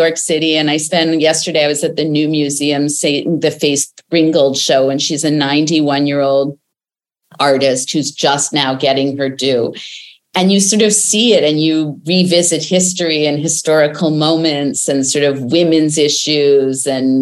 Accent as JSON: {"language": "English", "town": "Winnipeg", "region": "Manitoba", "country": "Canada", "tie": "born or raised there", "said": "I grew up in Winnipeg, Canada"}